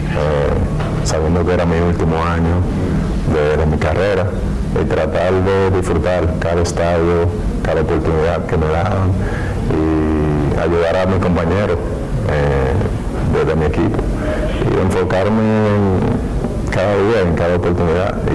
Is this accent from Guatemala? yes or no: no; Dominican Republic; mi pueblo, la República Dominicana.